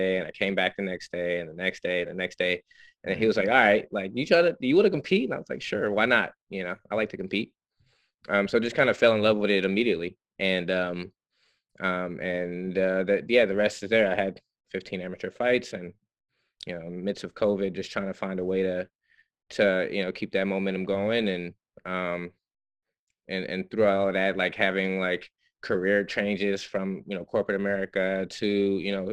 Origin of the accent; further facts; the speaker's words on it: Muskogee, Oklahoma, United States; moved away as an adult; also born or lived in Dartmouth; I'm from Muskogee, Oklahoma, and was born and raised there